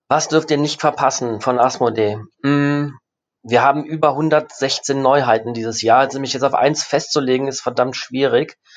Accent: Rhineland, Germany; now in Essen, Germany; gerne, dass ich Rheinländer bin. Ähm, egal wo ich bin, auch jetzt, wie gesagt, auch jetzt, das ist, ne, ich komme ja eigentlich aus dem Rheinland, obwohl ich jetzt gerade in Essen wohne.

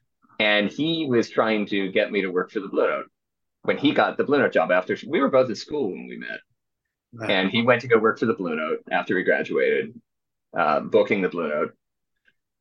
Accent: Philadelphia, Pennsylvania, United States; I was at Temple University, so I'm from Philadelphia.

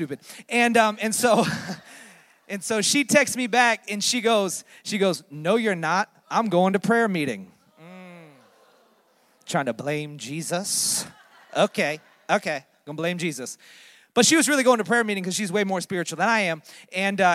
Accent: Orlando, Florida, United States; moved away as an adult; also born or lived in Daytona Beach, Florida; now in Philadelphia, United States; I was born and raised in Orlando, Florida

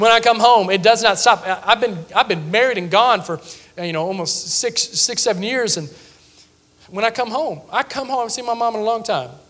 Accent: Sevierville, Tennessee, United States; now in Mount Olive, United States

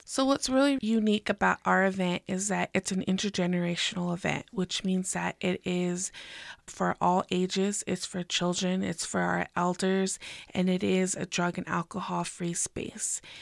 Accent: Pueblo of Jemez, New Mexico, United States; I am from the Pueblo of Jiménez

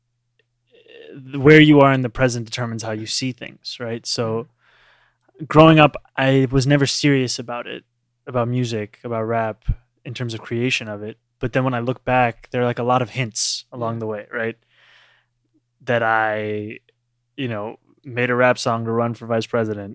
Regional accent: Uganda; moved away; I grew up with him in Uganda, which is where I was born and raised

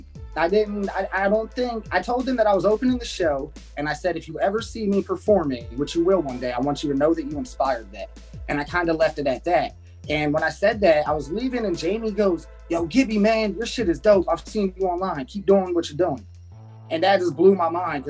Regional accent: New Jersey, United States; I'm just a kid from New Jersey

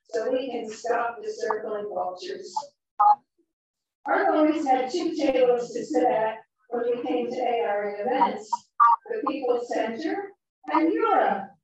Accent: Camden, New Jersey, United States; now in Connecticut, United States; grew up on the Union Picket Line in Campbell Soup in Camden, New Jersey, where my father worked.

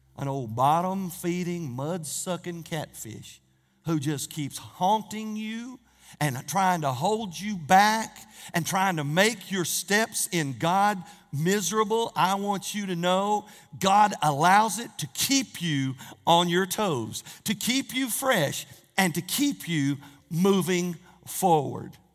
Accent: Norris, United States; growing up in Norris, and I had three brothers

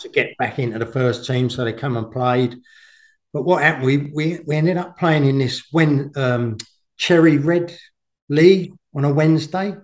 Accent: Langley, South East England, United Kingdom; I came from Langley, but it was only down the road from Windsor

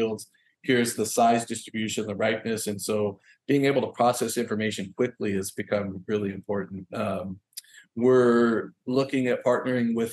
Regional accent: Willamette Valley, Oregon, United States; moved away as an adult; now in Hawaii, United States; I grew up in Oregon, in the Willamette Valley, which is definitely a very rural agricultural community

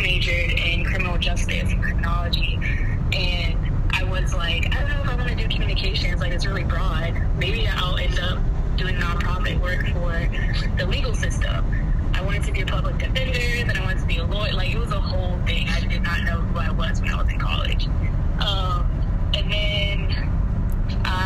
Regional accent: Woodbridge, Virginia, United States; I grew up in Woodbridge, Virginia

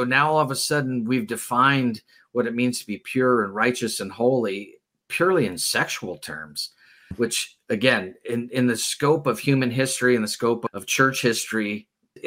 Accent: United States; as an American

